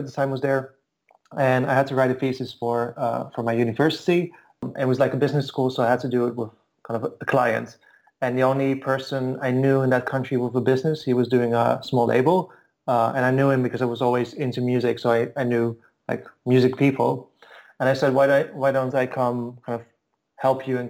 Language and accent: English; Netherlands; also born or lived in Bulgaria / Istanbul / Moscow; now in Berlin, Germany; I've moved around a bit. I'm from Holland.